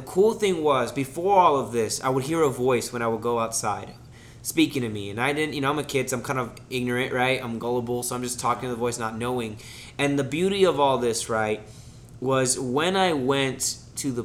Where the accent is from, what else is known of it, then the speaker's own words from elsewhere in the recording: Kissimmee, Florida, United States; also born or lived in Miami, Florida; we moved back to Kissimmee. Well, moved to Kissimmee, all right, because I was born in Miami